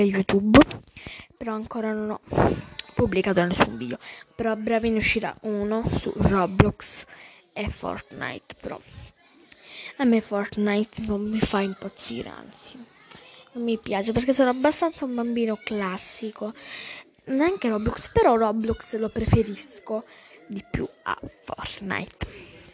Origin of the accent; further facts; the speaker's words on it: Calabria, Italy; sono della Calabria.